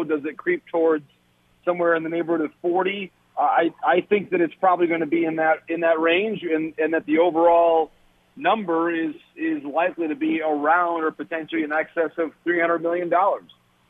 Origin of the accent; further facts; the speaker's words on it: Michigan, United States; I grew up in Michigan, so I'm you know, from the Midwest